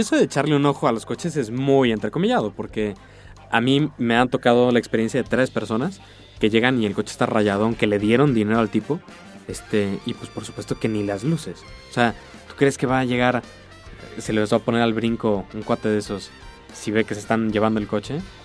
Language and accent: Spanish; Mexico